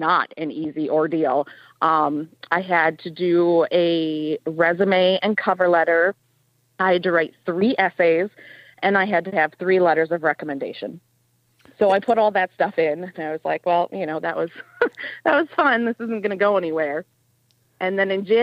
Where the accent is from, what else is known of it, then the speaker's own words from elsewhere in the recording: Escanaba, Michigan, United States; moved away as an adult; also born or lived in Houghton, Michigan / Calumet, Michigan; now in Lake Linden, United States; I'm originally from Escanaba. I grew up in Escanaba